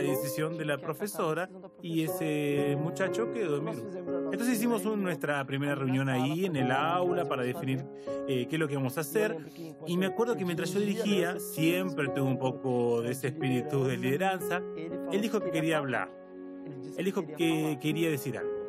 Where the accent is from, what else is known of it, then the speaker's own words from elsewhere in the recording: Belém, Pará, Brazil; moved away as an adult; also born or lived in São Paulo; yo nací en Belén de Pará y después me mudé para San Pablo para cursar periodismo